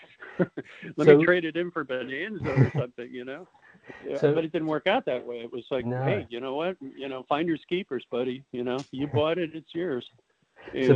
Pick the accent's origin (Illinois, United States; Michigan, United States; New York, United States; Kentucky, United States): Illinois, United States; Chicago; moved away as an adult; growing up in Chicago and, you know, the middle part of the country